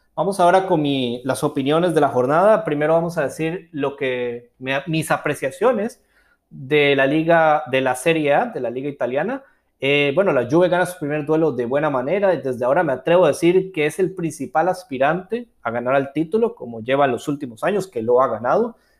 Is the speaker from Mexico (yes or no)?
no; Costa Rica; yo soy de Costa Rica